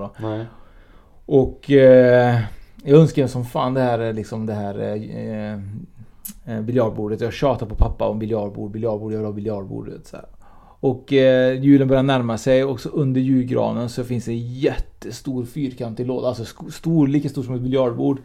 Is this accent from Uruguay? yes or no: yes; Uruguay; now in Sweden; Jag är ju från Uruguay och traditionerna finns ju fortfarande kvar i, i, våra, i våra hem